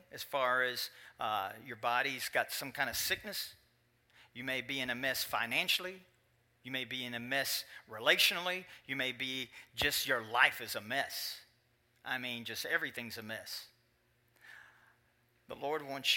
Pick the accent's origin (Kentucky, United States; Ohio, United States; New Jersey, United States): Kentucky, United States; moved away; In Kentucky, my home state